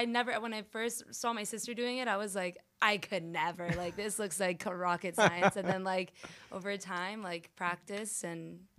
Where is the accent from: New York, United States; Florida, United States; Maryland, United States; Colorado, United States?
Florida, United States; Miami; Like, this is where I came from. Like, I'm from Miami.